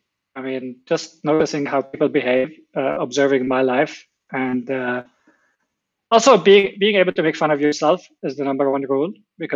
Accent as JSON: {"language": "English", "country": "Lebanon", "tie": "born or raised there", "said": "growing up in Lebanon. Obviously, you know, growing up during the war"}